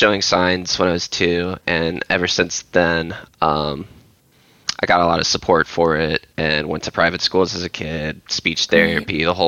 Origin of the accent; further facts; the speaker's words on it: Memphis, Tennessee, United States; also born or lived in Illinois / North Carolina; I grew up in Memphis